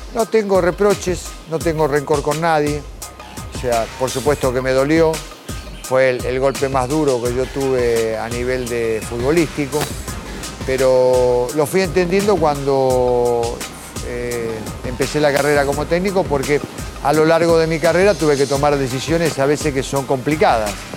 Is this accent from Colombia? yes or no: no; Tapiales, Buenos Aires Province, Argentina; yo nací en la capital, pero cuando nos mudamos fuimos a Tapiales. Y, bueno, fui a un club, Juvencia de Tapiales. Me crié ahí, de chiquitito